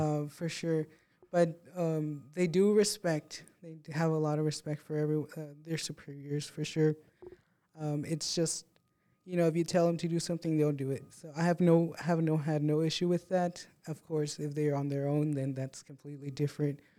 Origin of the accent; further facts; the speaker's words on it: Presidio, Texas, United States; now in Odessa, United States; I came from Presidio, Texas, really small city, um, and small classes, small everything